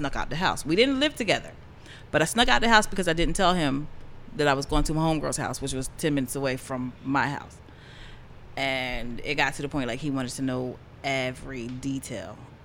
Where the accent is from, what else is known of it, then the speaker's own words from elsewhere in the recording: United States; I don't have any history. I'm from America